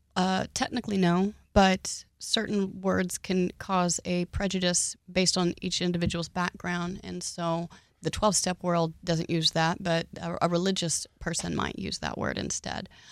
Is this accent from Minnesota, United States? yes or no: no; Oklahoma, United States; I grew up in Oklahoma